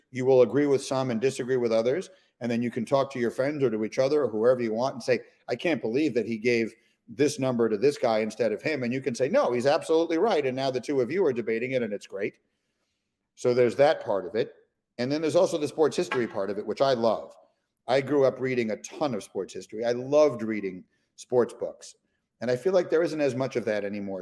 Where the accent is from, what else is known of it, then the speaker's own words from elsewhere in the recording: New York City, New York, United States; I grew up in New York City